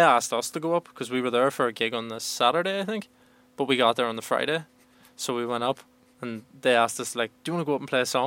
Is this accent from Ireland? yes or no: yes; Ireland; I'm from Ireland